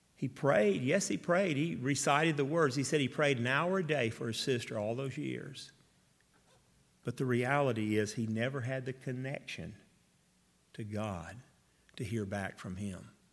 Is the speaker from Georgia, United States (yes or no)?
yes; Atlanta, Georgia, United States; I grew up in Atlanta.